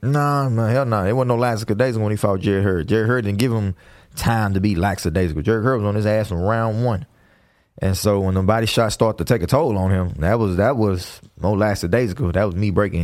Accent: Houston, Texas, United States; I'm from Houston

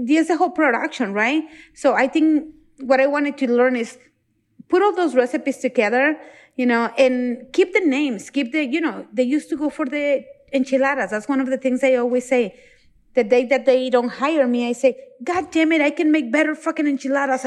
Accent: Mexico; moved away; I'm from Mexico

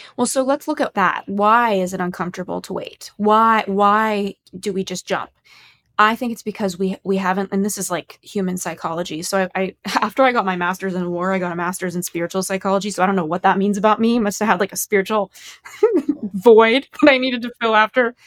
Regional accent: Los Angeles, California, United States; I grew up in Los Angeles

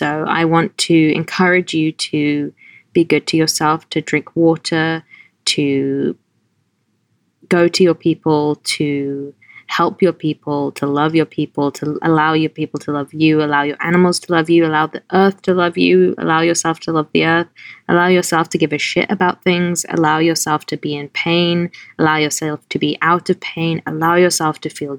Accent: London, United Kingdom; also born or lived in Norfolk / Pittsburgh / Los Angeles; now in New York, United States; I was born in Norfolk in England. I grew up in London, and then I lived in Pittsburgh for 3 years, and then I lived in LA for 10 years, and now I live in New York

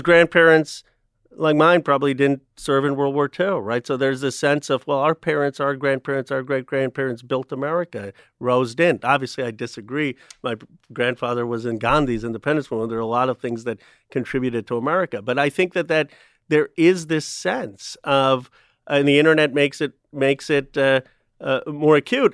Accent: Philadelphia, Pennsylvania, United States; When I was growing up, I was born in Philadelphia

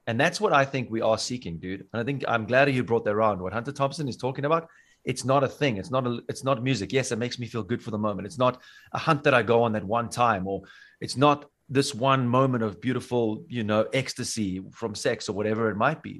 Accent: South Africa; now in Bavaria, Germany; where I come from Africa

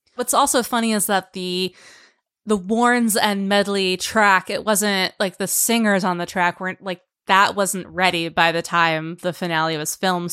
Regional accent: New Jersey, United States; I'm from New Jersey

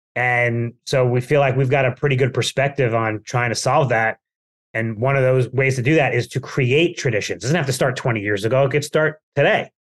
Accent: Plainview, New York, United States; moved away; I was in Plainview, which we can say is my hometown, we're both Long Islanders

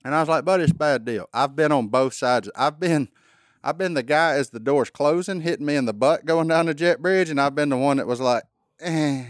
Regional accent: Louisiana, United States; my home state

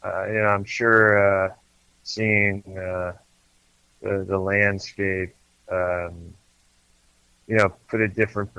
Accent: Connecticut, United States; moved away as an adult; now in Pennsylvania, United States; I grew up in Connecticut about an hour outside of New York City.

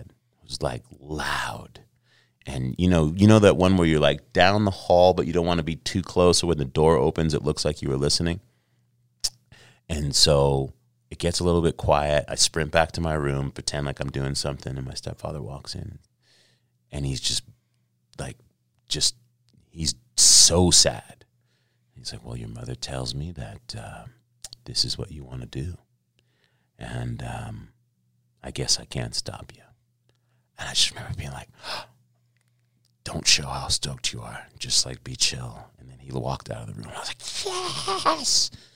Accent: New York City, New York, United States; moved away; also born or lived in Los Angeles / Carlsbad, California; I was born in Los Angeles. uh, but raised in New York City

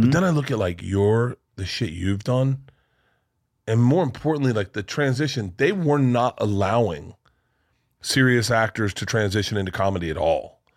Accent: Florida, United States; I grew up in Florida

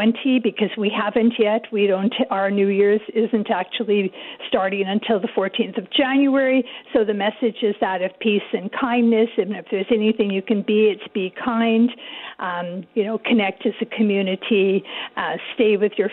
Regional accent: Canada; We're Canadian

